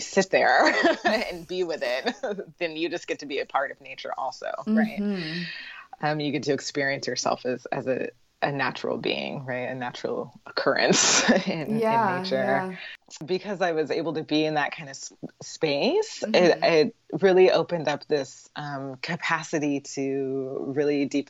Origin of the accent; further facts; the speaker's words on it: Portland, Oregon, United States; moved away as an adult; also born or lived in San Francisco Bay Area; I grew up in Portland, which is, I think it, one of the, I think it was called one of the whitest small cities